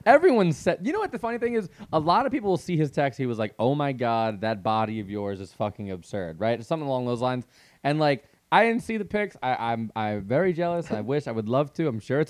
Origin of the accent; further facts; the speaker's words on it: New York, United States; As you can tell, I'm from Long Island.